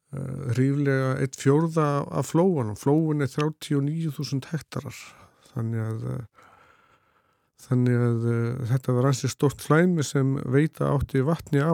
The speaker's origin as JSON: {"language": "Icelandic", "area": "Litla-Sandvík, Flói", "region": "Southern Region", "country": "Iceland", "tie": "born or raised there", "said": "ég er frá Littlursandík í Flóa og, Einmitt, og það rólst ég upp"}